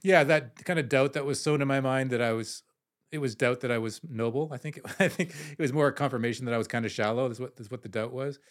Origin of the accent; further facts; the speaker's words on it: Canada; I'm, I'm Canadian